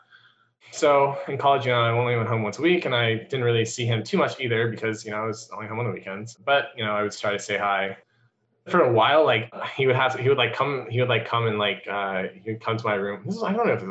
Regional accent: North Carolina, United States; moved away; also born or lived in Hangzhou, China / Arkansas / Indiana; I pretty much stayed in North Carolina for like my most of my life from, age 9 or something like that until pretty recently. And yeah, so I grew up there

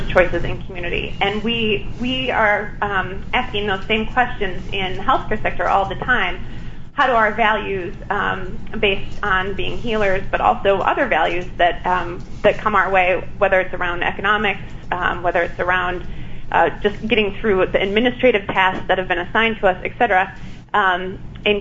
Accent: Madison, Wisconsin, United States; I grew up in Madison, Wisconsin

